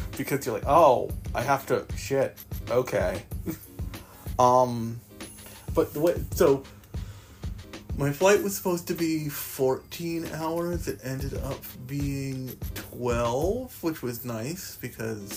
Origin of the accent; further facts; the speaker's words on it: United States; I am from America